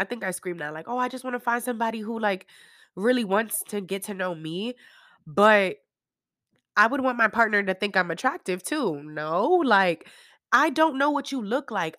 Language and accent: English; New York, United States; moved away; I'm still from New York